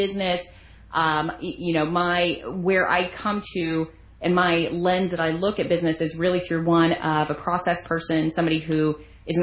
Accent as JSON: {"language": "English", "region": "Arizona", "country": "United States", "tie": "born or raised there", "moved": "as an adult", "lives_now": "Florida, United States", "said": "I was raised in Arizona amongst a family of eight"}